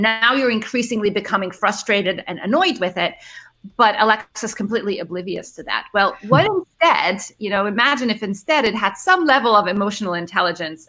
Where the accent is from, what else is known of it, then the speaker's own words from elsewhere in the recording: Cairo, Cairo Governorate, Egypt; also born or lived in Middle East; so I'm originally from Egypt. I grew up uh, in Cairo and the Middle East